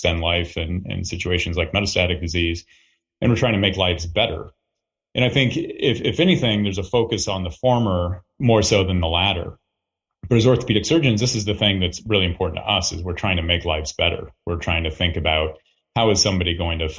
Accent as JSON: {"language": "English", "town": "Iowa City", "region": "Iowa", "country": "United States", "tie": "born or raised there", "said": "I'm from Iowa, so this is home for me."}